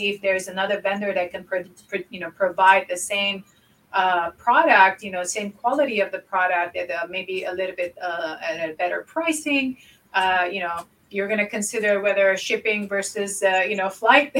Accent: Lebanon; moved away; I grew up in Lebanon and, most of my childhood was in war

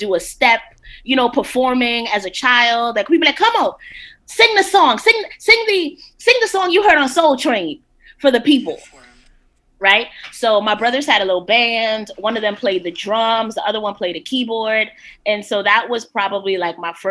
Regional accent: Guatemala; I am from Guatemala

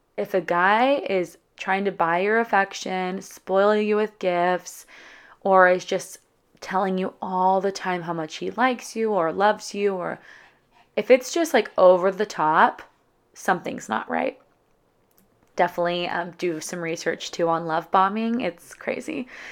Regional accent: California, United States; moved away as an adult; also born or lived in San Diego; my hometown in California

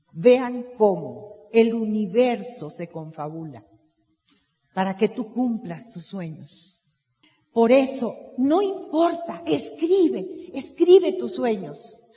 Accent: Veracruz, Mexico; Yo nací en Veracruz

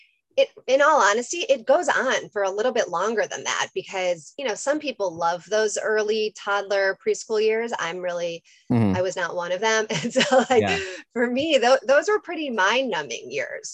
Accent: Chicago, Illinois, United States; moved away as an adult; also born or lived in Washington, District of Columbia, United States / North Carolina; now in Los Angeles, United States; I'm from Chicago, grew up there, went to undergrad

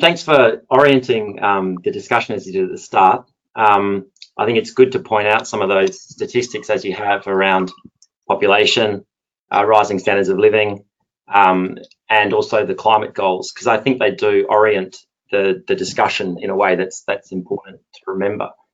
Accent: Perth, Western Australia, Australia; accent: Perth; moved away as an adult; also born or lived in Singapore / South Korea / Japan; now in London, United Kingdom; my accent is a Perth accent, um, very much an oil and gas town

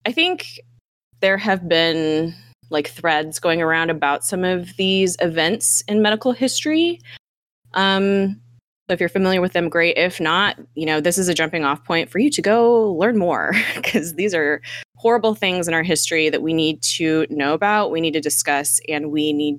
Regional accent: United States; we're American here

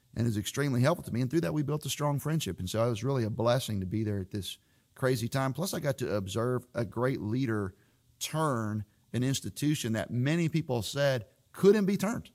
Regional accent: Florida, United States; moved away as an adult; as a kid growing up in Florida

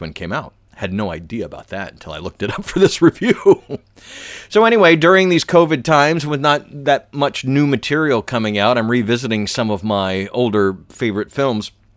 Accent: the South, United States; I'm from the South.

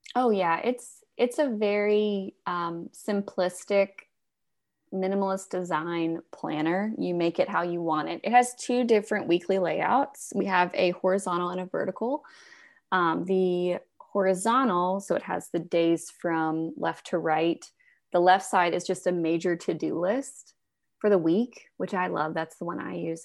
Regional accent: Alabama, United States; I'm from Alabama

